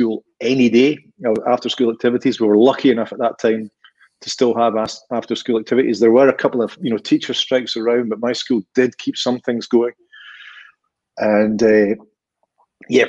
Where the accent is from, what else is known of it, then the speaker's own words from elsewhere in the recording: Inchinnan, Scotland, United Kingdom; now in Bridge of Allan, United Kingdom; I lived in Inchinnan when I was growing up in Renfrewshire.